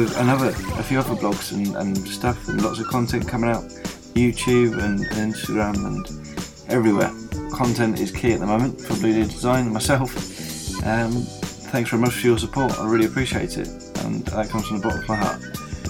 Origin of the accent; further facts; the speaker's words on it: United Kingdom; my home country, the UK